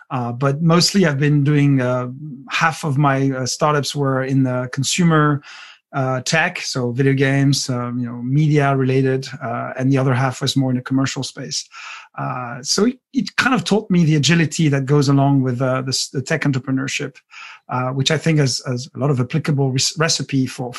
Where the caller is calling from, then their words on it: Seattle, Washington, United States; I'm in Seattle, so in Pacific Northwest, United States of America.